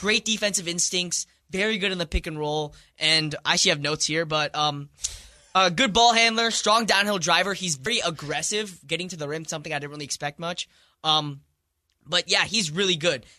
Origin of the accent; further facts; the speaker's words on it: India; moved away; I'm from India.